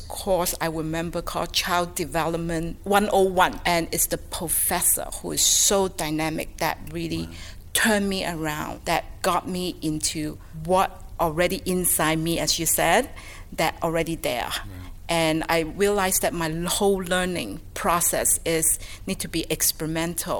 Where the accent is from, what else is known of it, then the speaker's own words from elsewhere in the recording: Hong Kong; growing up in Hong Kong